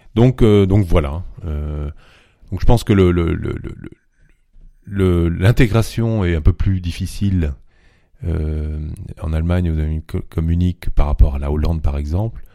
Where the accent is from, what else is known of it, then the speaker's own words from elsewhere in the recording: Vieux-Berquin, Hauts-de-France, France; accent: Ch'timi; moved away as an adult; also born or lived in Lille, France; now in Munich, Germany; Ch'timi. Donc, euh, je suis né dans le nord de la France, dans un petit village qui s'appelle Vieux-Berquin, près d'Asbrook